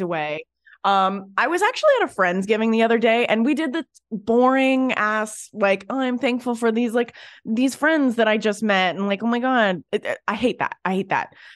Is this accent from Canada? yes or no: yes; Canada; I'm Canadian